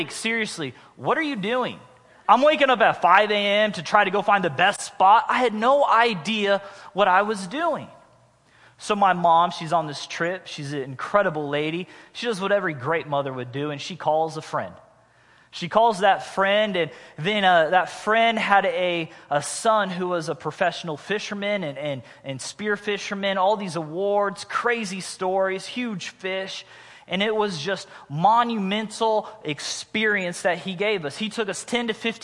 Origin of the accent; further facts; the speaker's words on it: Missouri, United States; moved away; I was originally from Missouri